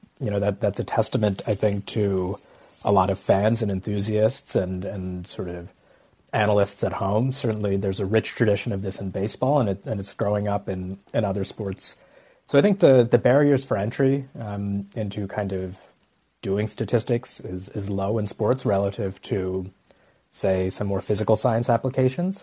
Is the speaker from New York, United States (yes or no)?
no; Dallas, Texas, United States; now in Madison, United States; I grew up in Dallas, and I'm really proud of where I came from